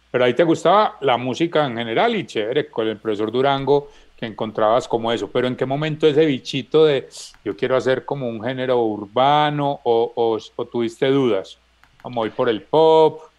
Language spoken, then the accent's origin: Spanish; Medellín, Antioquia, Colombia; soy de aquí de Medellín.